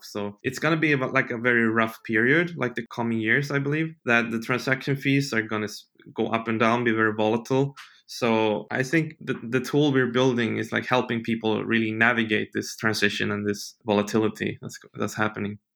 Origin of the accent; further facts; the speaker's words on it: Sweden; moved away as an adult; I grew up in Sweden